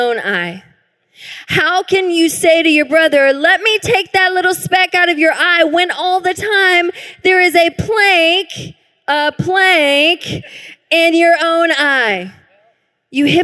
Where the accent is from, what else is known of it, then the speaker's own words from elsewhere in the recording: the South, United States; now in Tacoma, United States; I grew up in the South